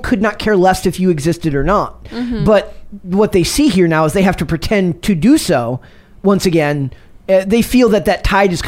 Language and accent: English; Minnesota, United States; my home state of Minnesota